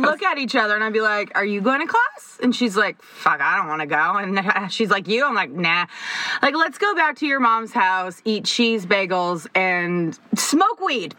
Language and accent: English; Toronto, Ontario, Canada; we are from Toronto, and uh, we both ended up at the same high school, a high school that is currently like five minutes from our house.